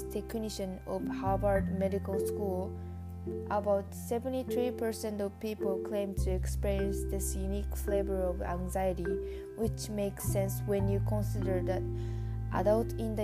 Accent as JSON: {"language": "English", "country": "Japan", "second_language": "English", "moved": "as an adult", "lives_now": "Canada", "said": "I am an exchange student from Japan."}